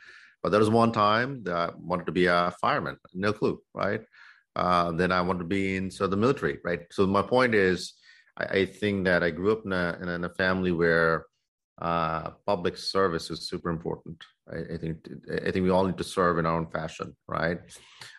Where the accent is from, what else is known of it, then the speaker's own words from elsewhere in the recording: Dhaka, Dhaka Division, Bangladesh; moved away as an adult; now in United States; I grew up in Dhaka. I grew up in Dhaka. I was there. I went through high school there and came to the U.S. for my undergrad.